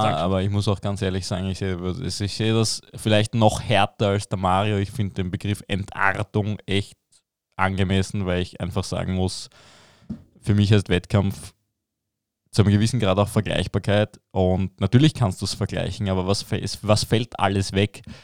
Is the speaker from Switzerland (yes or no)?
no; Belgium; ich als Belgier